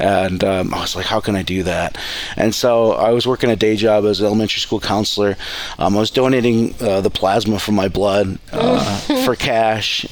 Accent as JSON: {"language": "English", "town": "Cleveland", "region": "Ohio", "country": "United States", "tie": "born or raised there", "moved": "yes", "lives_now": "Coeur d'Alene, United States", "said": "I grew up on a farm right outside of Cleveland"}